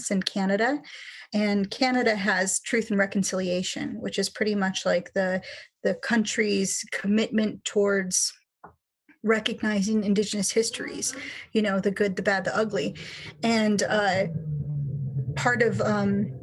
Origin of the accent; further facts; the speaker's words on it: Kenai Peninsula, Alaska, United States; So I am Alaska Native. I'm an Otna person. And I grew up on the Kenai Peninsula